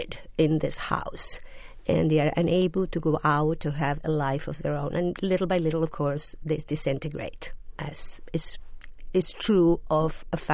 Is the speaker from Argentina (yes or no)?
yes; Argentina; first language Spanish; English is a second language; also born or lived in Europe; now in New York, United States; I was born in Argentina. I worked in Europe for a long time.